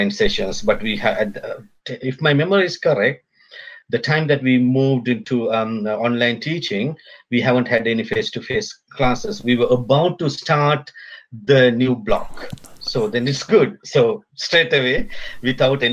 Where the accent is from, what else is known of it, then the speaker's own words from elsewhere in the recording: Sri Lanka; now in Auckland, New Zealand; originally I'm from Sri Lanka